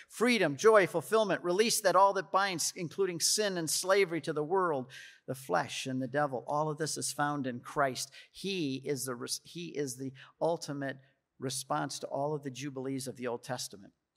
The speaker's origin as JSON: {"language": "English", "country": "United States", "said": "I'm an American"}